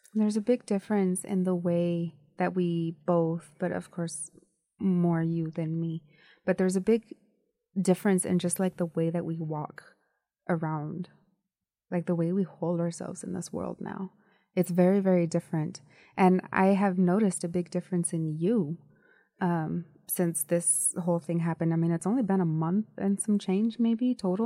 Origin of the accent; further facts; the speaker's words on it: United States; I was born in the United States